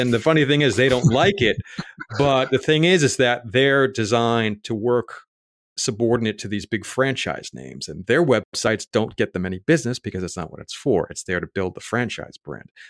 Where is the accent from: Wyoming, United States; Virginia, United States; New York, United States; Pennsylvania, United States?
New York, United States; New York City; moved away as an adult; also born or lived in Raleigh, North Carolina; I grew up in Staten Island, New York